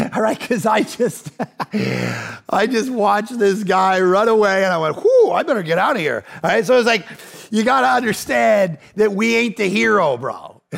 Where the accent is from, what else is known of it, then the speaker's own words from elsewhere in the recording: Ajax, Ontario, Canada; now in Vancouver, Canada; I'm actually from Ajax, just outside of Toronto